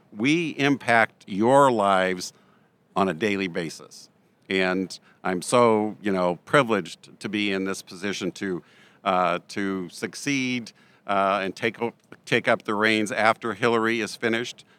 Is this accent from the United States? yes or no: yes; Montana, United States; I'm from Montana